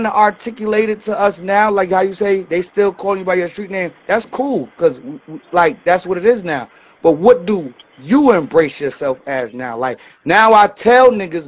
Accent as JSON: {"language": "English", "town": "New York City", "region": "New York", "country": "United States", "moved": "yes", "lives_now": "Atlanta, United States", "said": "I'm from New York. I'm from Queens, New York. The bottom of the hearse, Corona"}